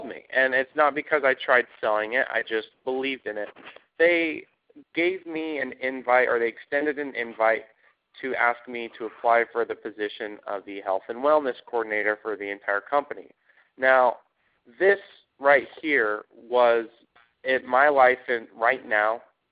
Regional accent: Idaho Falls, Idaho, United States; moved away as an adult; now in Dallas, United States; I'm from Idaho Falls, Idaho, and just grew up like any other potato farm boy, so to speak, within a small city, about 100,000 people, and ventured out as soon as I turned 18 and ended up in Dallas, Texas

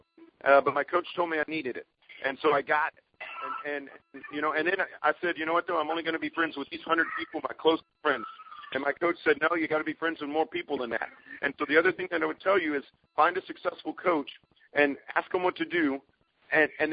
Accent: Texas, United States; I'm from Texas

